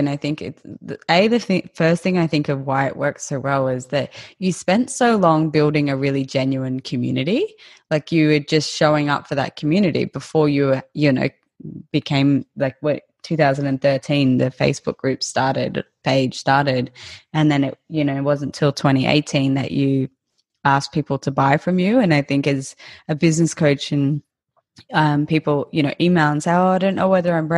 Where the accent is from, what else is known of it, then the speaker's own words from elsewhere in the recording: coast of Queensland, Australia; I'm from the coast of Queensland